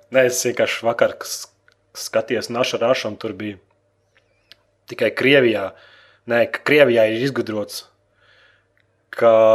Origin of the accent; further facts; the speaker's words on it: Latvia; Mums bērnībā Latvijā rādīja Transformers.